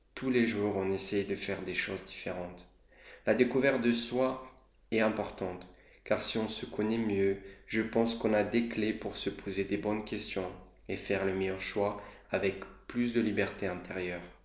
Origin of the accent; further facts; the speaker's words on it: Moldova; moved away; J'ai grandi dans un petit pays qui est la Moldavie.